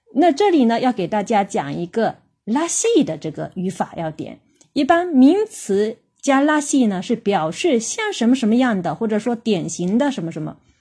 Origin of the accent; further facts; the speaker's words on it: China; 我们中国人